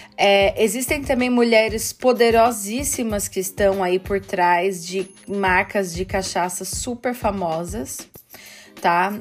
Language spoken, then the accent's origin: Portuguese; interior of São Paulo, Brazil; moved away as an adult; now in Vienna, Austria; Eu sou do interior de São Paulo, porém eu vivo aqui em Viena há aproximadamente 15 anos.